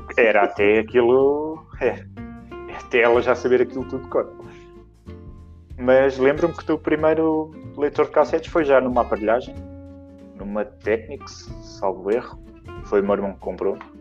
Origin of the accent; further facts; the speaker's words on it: Sintra, Lisbon, Portugal; moved away as an adult; also born or lived in Queluz / Bicesse; now in Cascais, Portugal; sou da Serra das Minas, que foi onde, onde criei as minhas memórias, onde fui criado